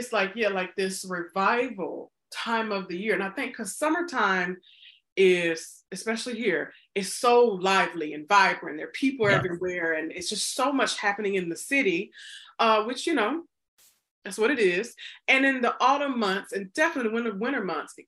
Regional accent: Mississippi, United States; moved away; growing up in the South and Mississippi, we don't really have autumn, winter down there

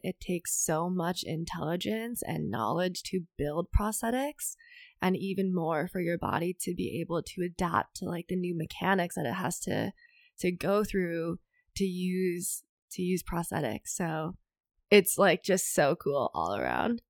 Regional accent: Minnesota, United States; I'm from Minnesota

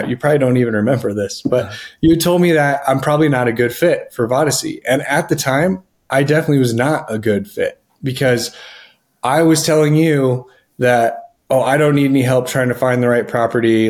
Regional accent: Denver, Colorado, United States; I am from Denver, Colorado

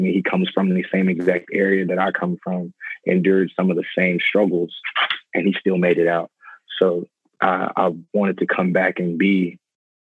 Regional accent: San Antonio, Texas, United States; I'm teaching at Karen Wagner High School here in San Antonio. It's actually the school I graduated from

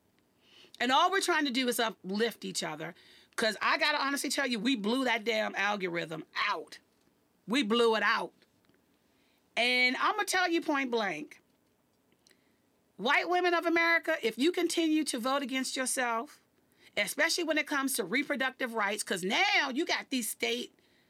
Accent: Washington, District of Columbia, United States; here in my hometown

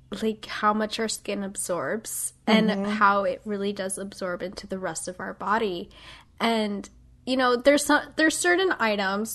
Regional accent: Midwest, United States; I'm from the Midwest

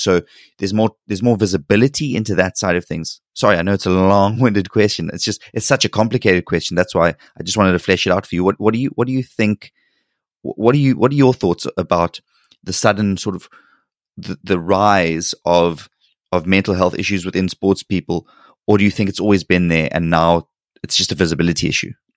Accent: South Africa; moved away as an adult; now in South Korea; growing up and living in South Africa

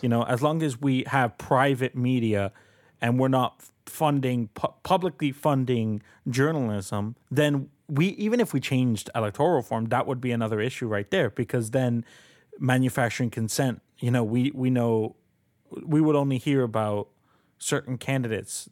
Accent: Colombia; now in Canada; I'm an immigrant. I, I'm a citizen, but I am an immigrant. Uh, I was born in Colombia.

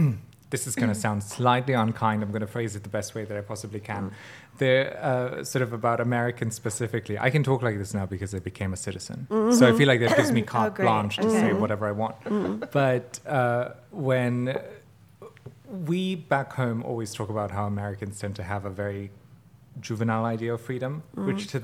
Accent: Bosnia & Herzegovina; moved away; I'm Bosnian, and lilies are the national flower of Bosnia.

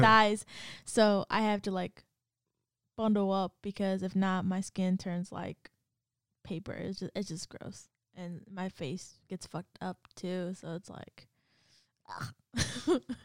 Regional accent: California, United States; moved away as an adult; I'm from Cali

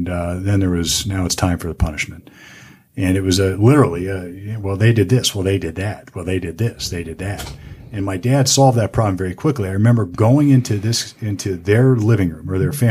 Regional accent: Sunbury, Ohio, United States; born and bred in Central Ohio in a town. I went to high school in Sunbury.

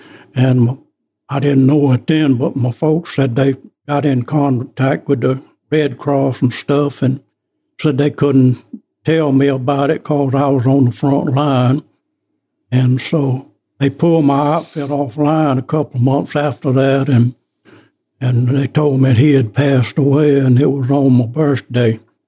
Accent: Huxford, Alabama, United States; moved away as an adult; also born or lived in McCullough, Alabama / Mobile, Alabama / Spanish Fort, Alabama; I was raised mostly in Huxford most of my life.

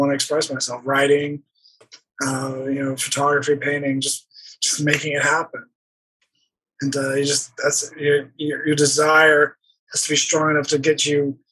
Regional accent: Texas, United States; moved away; I grew up in Texas.

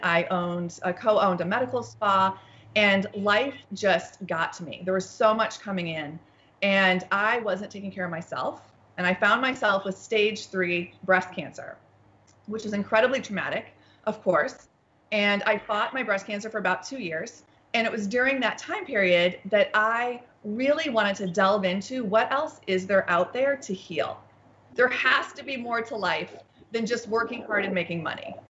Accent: United States; being an American

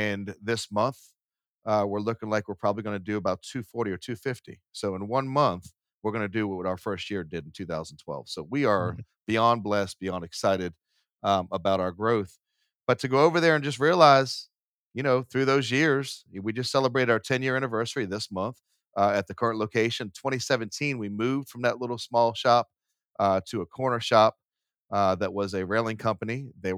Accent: Boston, Massachusetts, United States; I was born in Boston. So Southie was a Irish community. It was pretty poor at the time. It's not anymore. But, you know, we grew up and we moved a lot.

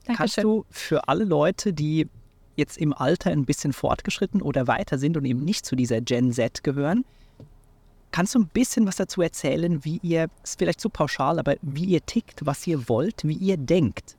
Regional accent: Switzerland; in meiner Heimat in der Schweiz

